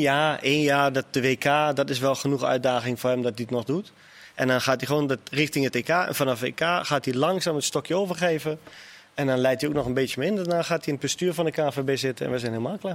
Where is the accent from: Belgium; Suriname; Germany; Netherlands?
Germany; Ik als Duitser